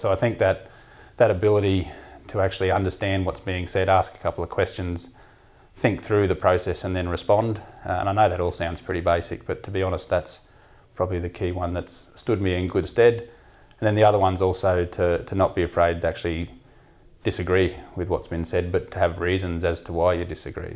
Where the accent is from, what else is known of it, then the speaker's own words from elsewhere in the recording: Mount Isa, Queensland, Australia; also born or lived in Melbourne; I grew up in Mount Isa, so I was exposed to the mining industry almost from sort of day one at school